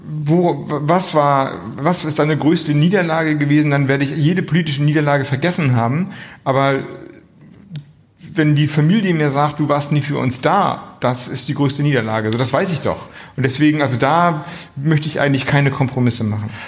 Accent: Flensburg, Schleswig-Holstein, Germany; ich komme aus Flensburg, große Handballer, Hochburg, allerdings immer ein bisschen hinter Kiel

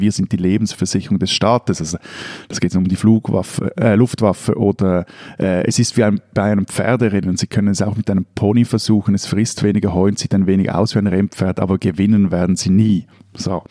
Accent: Switzerland; bei uns in der Schweiz

